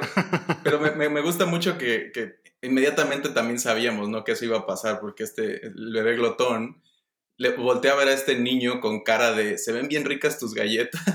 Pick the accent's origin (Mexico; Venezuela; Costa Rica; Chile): Mexico; mi familia todos somos mexicanos